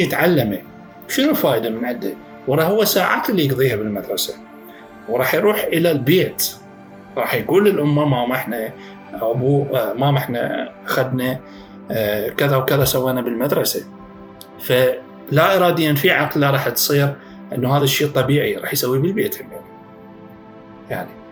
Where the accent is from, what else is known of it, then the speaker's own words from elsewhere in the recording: Iraq; عندنا بالعراق